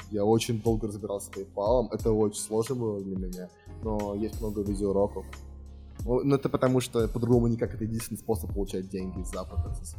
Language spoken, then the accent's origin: Russian; Moscow, Russia; я из России